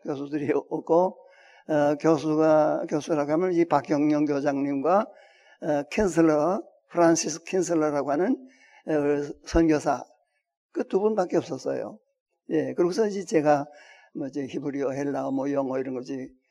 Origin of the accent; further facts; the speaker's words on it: Hwangju, North Hwanghae, North Korea; now in South Korea; 황해도 황주군에 있는 그 큰그 그 아주 농장을 가지고 있는 그 부자였고요